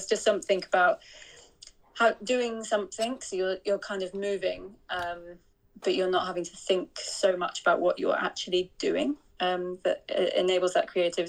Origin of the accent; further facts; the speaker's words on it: northeast of Scotland, United Kingdom; I grew up kind of northeast of Scotland